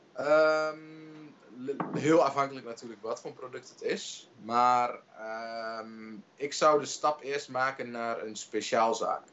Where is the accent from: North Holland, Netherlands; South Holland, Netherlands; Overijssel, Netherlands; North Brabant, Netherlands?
Overijssel, Netherlands; Twente; ik kom uit Twente